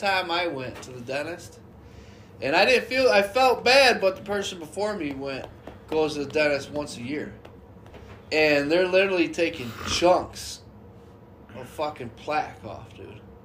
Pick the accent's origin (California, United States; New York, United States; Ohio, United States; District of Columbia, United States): New York, United States; Jamestown; I'm born and raised in Jamestown, and we've had fucked up big winters